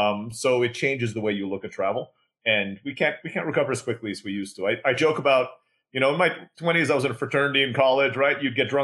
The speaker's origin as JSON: {"language": "English", "region": "Istanbul", "country": "Turkey", "tie": "born or raised there", "also_born_or_lived": "Philippines", "lives_now": "Mexico", "said": "I was born in the Philippines, grew up in Istanbul, Turkey."}